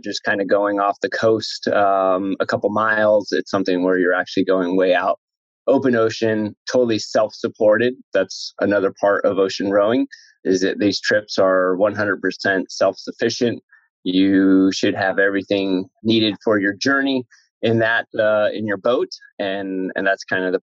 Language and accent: English; San Jose, California, United States; also born or lived in Santa Clara, United States / Davis, United States; now in Fremont, United States; I grew up in San Jose